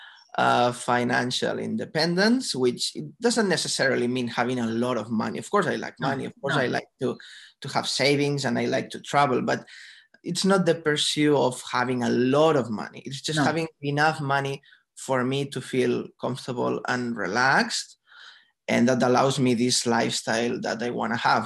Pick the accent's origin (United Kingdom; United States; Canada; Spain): Spain; Barcelona, Catalonia; moved away as an adult; now in Australia; I'm from Barcelona, from Spain.